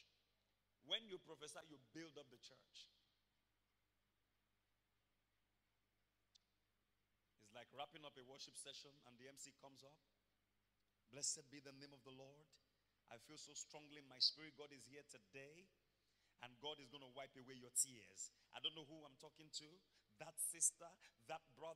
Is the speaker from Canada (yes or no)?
no; Akoko, Ondo, Nigeria; moved away; Akoko in Ondo State, I'm from Ibrokwa, Akoko. Ikare is just 2 towns away from my hometown.